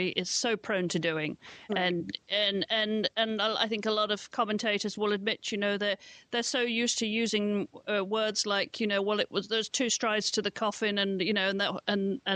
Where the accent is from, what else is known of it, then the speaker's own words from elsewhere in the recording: England, United Kingdom; moved away; I grew up in England